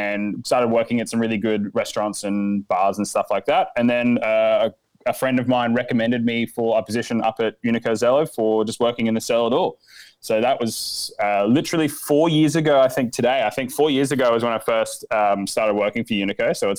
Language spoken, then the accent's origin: English; Adelaide, South Australia, Australia; I basically grew up around Adelaide. My family is originally from the east coast of Australia, but we moved here when I was pretty young.